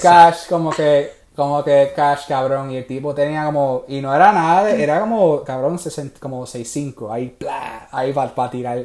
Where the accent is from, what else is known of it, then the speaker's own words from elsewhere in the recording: Puerto Rico; moved away; yo soy puertorriqueño